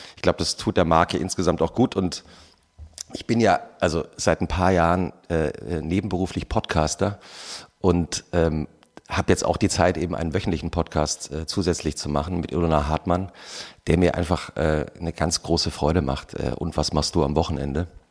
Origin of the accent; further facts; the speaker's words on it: Germany; wir eigentlich als Deutsche